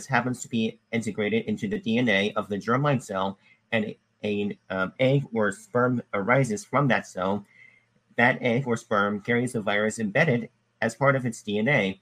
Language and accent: English; Arkansas, United States; my biological mother was born in Alabama and I was born in Arkansas